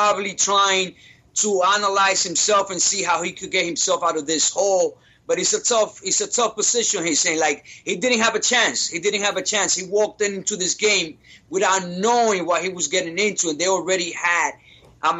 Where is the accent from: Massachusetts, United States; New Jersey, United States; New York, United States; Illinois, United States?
New York, United States; we are from New York, too